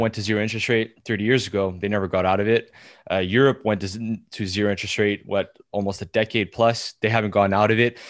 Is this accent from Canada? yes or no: yes; Canada; us being Canadian